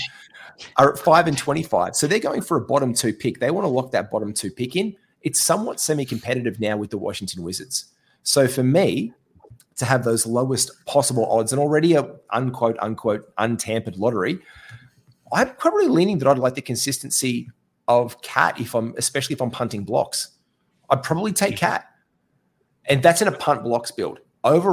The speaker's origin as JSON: {"language": "English", "country": "Australia", "said": "we're all Australian podcasters"}